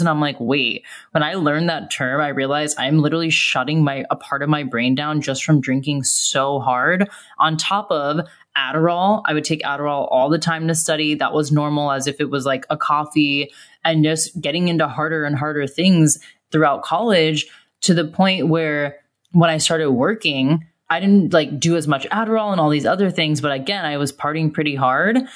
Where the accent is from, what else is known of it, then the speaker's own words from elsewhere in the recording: United States; moved away as an adult; also born or lived in Australia; I was an American living in Australia and nannying